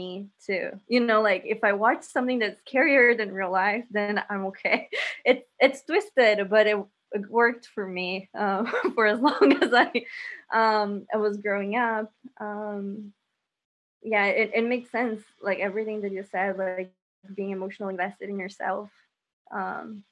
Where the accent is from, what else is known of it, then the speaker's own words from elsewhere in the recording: Brazil; moved away; I grew up in Brazil